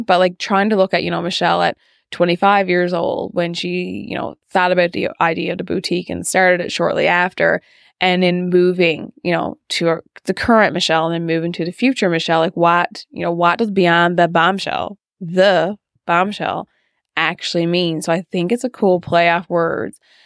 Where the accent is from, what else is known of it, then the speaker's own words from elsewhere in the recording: Fogo, Newfoundland and Labrador, Canada; I am from Fogo Island, and I grew up in Fogo